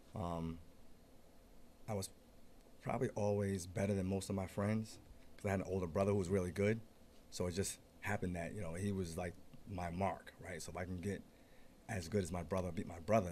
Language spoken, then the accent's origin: English; East Providence, Rhode Island, United States; born and raised in East Providence. Born and raised.